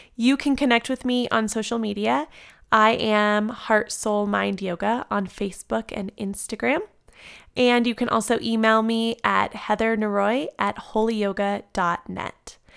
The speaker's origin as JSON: {"language": "English", "town": "San Diego", "region": "California", "country": "United States", "tie": "born or raised there", "moved": "yes", "lives_now": "Colorado, United States", "said": "I grew up in San Diego, and until moving to Colorado"}